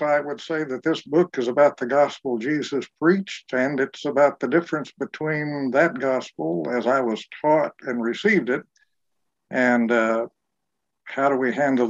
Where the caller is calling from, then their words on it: Durham, North Carolina, United States; I'm joining you from my home in Durham, North Carolina.